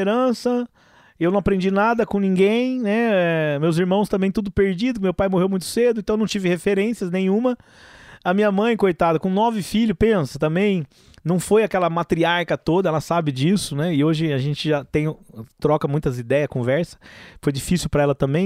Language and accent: Portuguese; Ribeirão Preto, São Paulo, Brazil; moved away as an adult; also born or lived in Franca; now in Goiânia, Brazil; eu saí de Franca com sete anos e mudei para Ribeirão Preto. Meu pai comprou uma casa lá em Ribeirão Preto